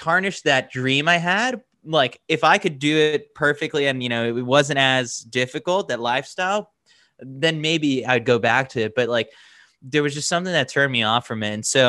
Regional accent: New York City, New York, United States; also born or lived in Milwaukee; Born and raised in New York City, always wanted to come back.

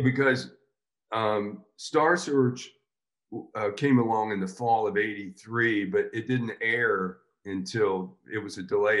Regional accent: Florida, United States; I grew up in Florida

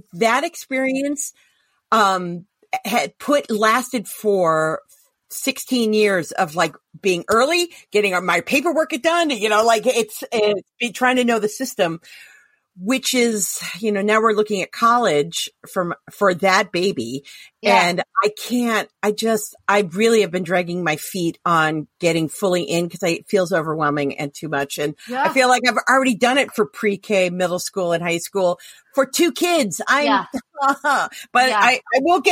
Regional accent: Ohio, United States; moved away; I grew up in Ohio where I was in a town where I graduated high school with some kids I went to pre-K

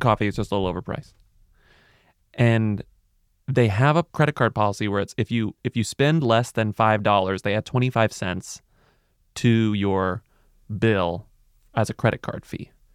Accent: Texas, United States; now in New York City, United States; I'm from Texas. I mean, I'm from a hot place

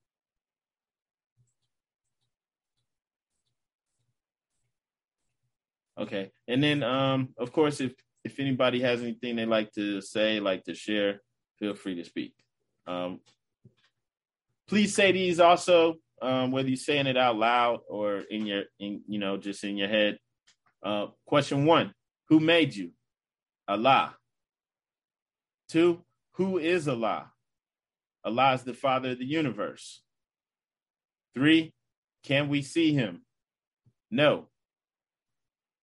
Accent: United States; as an American, a true American

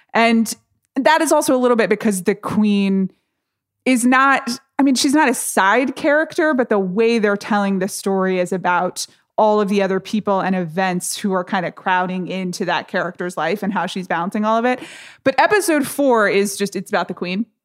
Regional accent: United States; I'm an American

